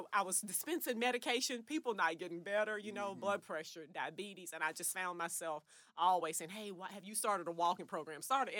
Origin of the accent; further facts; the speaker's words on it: Wrightsville, Arkansas, United States; Yes. I grew up in Wrightsville.